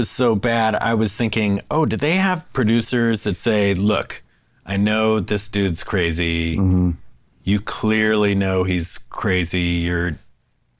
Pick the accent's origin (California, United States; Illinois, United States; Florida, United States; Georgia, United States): California, United States; San Francisco; I'm from San Francisco.